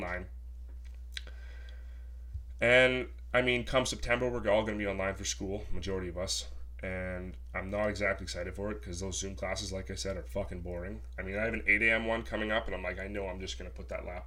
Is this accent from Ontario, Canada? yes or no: yes; Sault Ste. Marie, Ontario, Canada; moved away as an adult; now in Toronto, Canada; I'm originally from Sault Ste. Marie